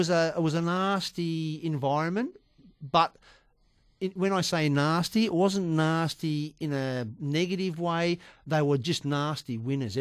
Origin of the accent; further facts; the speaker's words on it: Australia; being Australian